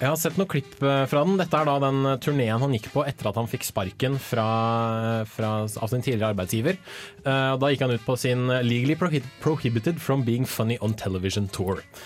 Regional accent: Sandvika, Akershus, Norway; jeg er fra Sandvika i Bærum

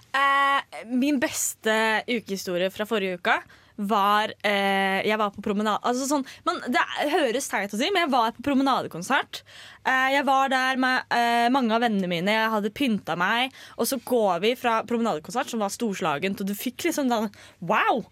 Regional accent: Østfold, Norway; Jeg er fra Østfold

